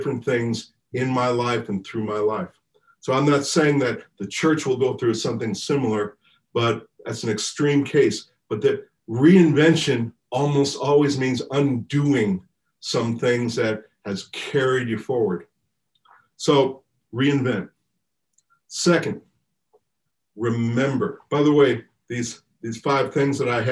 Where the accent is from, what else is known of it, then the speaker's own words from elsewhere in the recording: United States; I'm just being American